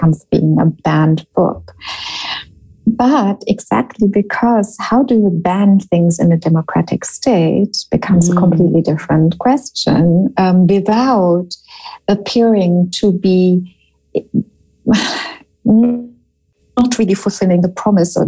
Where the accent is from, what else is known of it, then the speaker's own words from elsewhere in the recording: Germany; moved away as an adult; also born or lived in United States; I grew up in Germany and was educated here